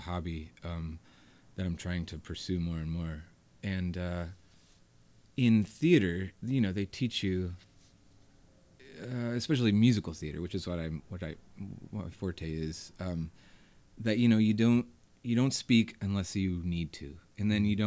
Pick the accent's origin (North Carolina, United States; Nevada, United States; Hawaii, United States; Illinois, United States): North Carolina, United States; Hendersonville; born or raised there; now in Asheville, United States